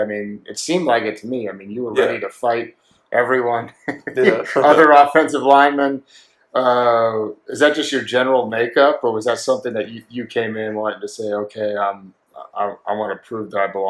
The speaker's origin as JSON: {"language": "English", "region": "Oregon", "country": "United States", "tie": "born or raised there", "said": "I grew up in Oregon in the middle of nowhere"}